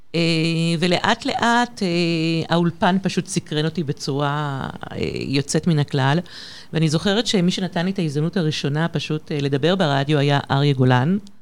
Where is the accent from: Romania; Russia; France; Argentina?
France; Paris, Île-de-France; moved away as an adult; now in Israel; למעשה גדלתי בפריז, בצרפת